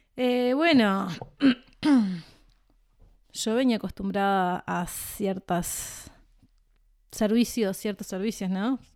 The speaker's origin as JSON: {"language": "Spanish", "region": "Montevideo", "country": "Uruguay", "tie": "born or raised there"}